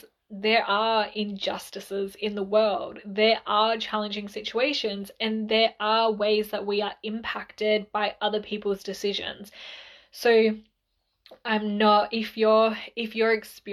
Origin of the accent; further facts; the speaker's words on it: Mildura, Victoria, Australia; we're originally from Mildura.